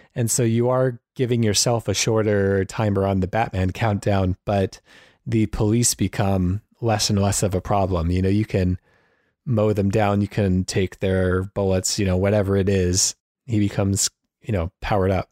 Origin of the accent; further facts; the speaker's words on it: United States; as an American